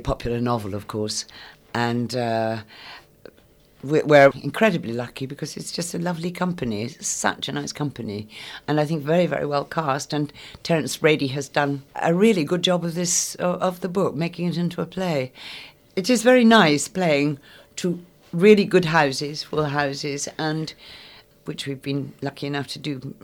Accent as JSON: {"language": "English", "region": "Scotland", "country": "United Kingdom", "tie": "born or raised there", "moved": "yes", "said": "I am half Scots. I was brought up in Scotland"}